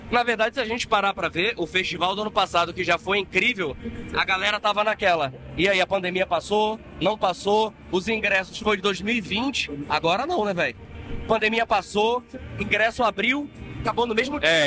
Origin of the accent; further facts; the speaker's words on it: João Pessoa, Paraíba, Brazil; Eu não sou de Manaus, eu sou de João Pessoa, mas já morei em quase todo o Brasil.